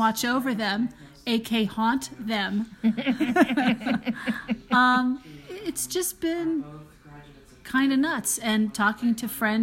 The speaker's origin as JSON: {"language": "English", "country": "United States", "also_born_or_lived": "Philadelphia, Pennsylvania / New York", "moved": "yes", "lives_now": "Albuquerque, United States", "said": "I'm originally from Philly and New York, so I talk a mile a minute"}